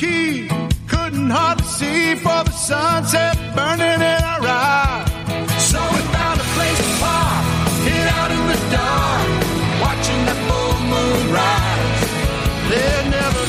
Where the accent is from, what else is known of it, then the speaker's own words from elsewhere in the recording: Mobile, Alabama, United States; I grew up in Mobile, 1.5, 2 hours from New Orleans